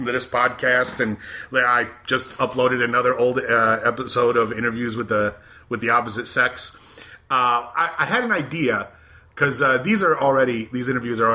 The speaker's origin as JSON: {"language": "English", "region": "South Georgia", "country": "United States", "tie": "born or raised there", "said": "I grew up not very far from where I grew up in South Georgia"}